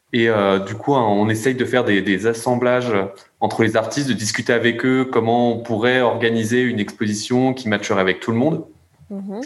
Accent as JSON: {"language": "French", "country": "France", "said": "on est français"}